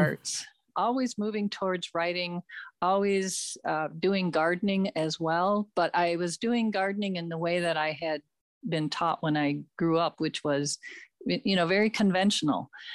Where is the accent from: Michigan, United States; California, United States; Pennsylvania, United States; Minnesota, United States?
Minnesota, United States; Minneapolis; I grew up in Minneapolis